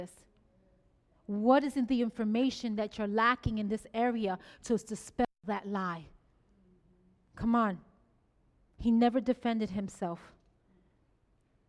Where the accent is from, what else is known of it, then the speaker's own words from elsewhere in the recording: New York City, New York, United States; I'm a Boricua from the Bronx